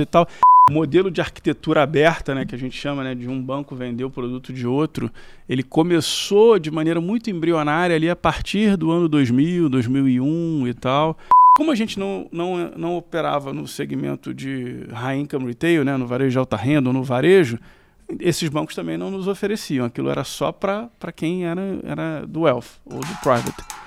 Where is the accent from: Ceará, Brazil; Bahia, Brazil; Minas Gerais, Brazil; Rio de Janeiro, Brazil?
Rio de Janeiro, Brazil; Eu sou carioca da Tijuca